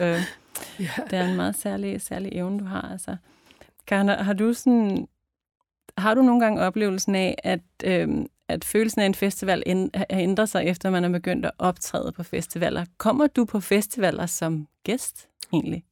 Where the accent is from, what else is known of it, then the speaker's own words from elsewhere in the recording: Jutland, Denmark; kommer også fra Jylland